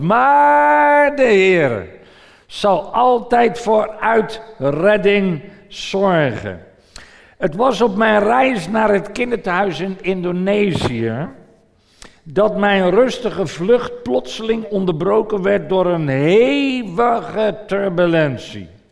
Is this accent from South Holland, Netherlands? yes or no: yes; Voorburg, South Holland, Netherlands; mijn moeder toen we in Voorburg woonden